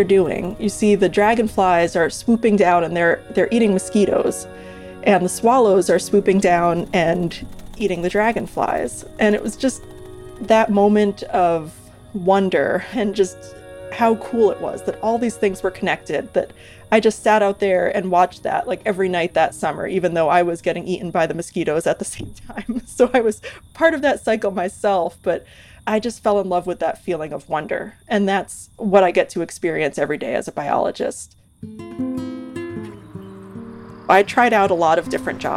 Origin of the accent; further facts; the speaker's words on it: Rhode Island, United States; now in Alaska, United States; I grew up in Rhode Island.